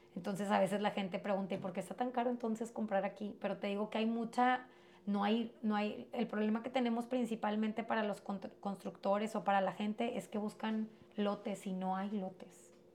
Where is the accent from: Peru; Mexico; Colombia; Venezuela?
Mexico; Piedras Negras, Coahuila; also born or lived in United States; yo me crié regularmente, vivía aquí en Piedras, yo nací en Estados Unidos